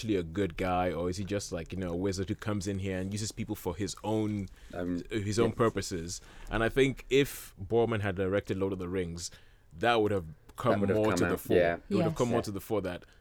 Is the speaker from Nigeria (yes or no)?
yes; Nigeria; growing up in Nigeria